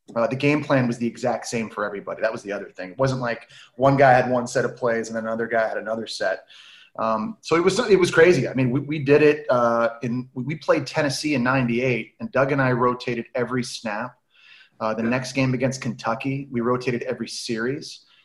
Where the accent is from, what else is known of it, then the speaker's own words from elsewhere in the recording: Ottawa, Ontario, Canada; now in New York, United States; We we grew up in Ottawa